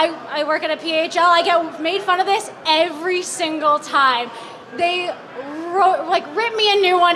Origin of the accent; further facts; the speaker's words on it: Vaughan, Ontario, Canada; I'm from Vaughan.